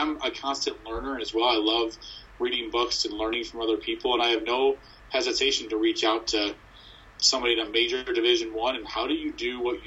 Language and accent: English; Ohio, United States; moved away; also born or lived in Michigan; I was born in Ohio